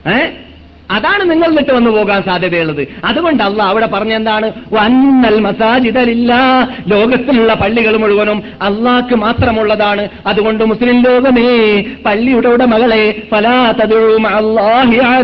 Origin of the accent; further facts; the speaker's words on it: Kasaragod, Kerala, India; ഞങ്ങളുടെ നാട്ടിനെ സംബന്ധിച്ചിടത്തോളം കാസർഗോഡ് മല്ലികാർജ്ജുന ദേവസ്ഥാനം